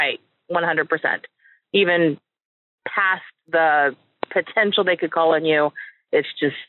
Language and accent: English; Atlanta, Georgia, United States; I grew up in Atlanta.